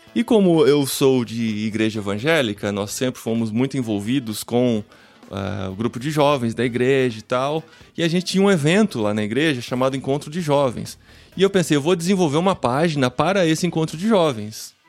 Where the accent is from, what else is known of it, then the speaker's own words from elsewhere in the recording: Piracicaba, São Paulo, Brazil; moved away as an adult; now in Linares, Spain; Mas eu sou de Piracicaba, no interior de São Paulo. Nasci há alguns anos, né?